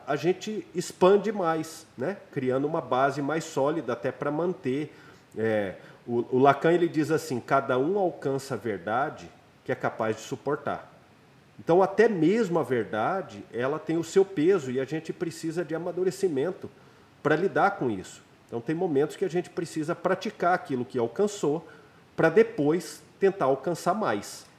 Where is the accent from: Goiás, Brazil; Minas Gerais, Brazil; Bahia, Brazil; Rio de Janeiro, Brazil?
Goiás, Brazil; Goiânia; Em Goiânia, né, na minha cidade natal